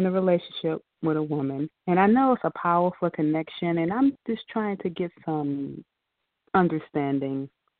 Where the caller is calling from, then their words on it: Georgia, United States; I'm calling from Georgia.